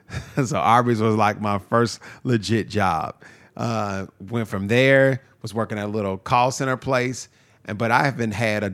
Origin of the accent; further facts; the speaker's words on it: Nashville, Tennessee, United States; also born or lived in Lafayette, Louisiana; I've been here the whole time. I was born in Lafayette, Louisiana, but raised in Nashville, sure. Tennessee. I've been here since I was 6 years old. So Nashville's home.